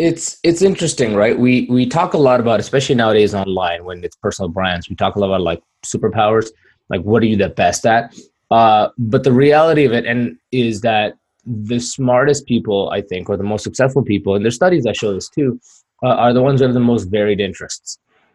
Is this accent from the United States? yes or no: no; Pakistan; born there; moved away; I'm an immigrant. I'm ethnically Kashmiri, which was Pakistan and India keep fighting over. And I was born in Pakistan.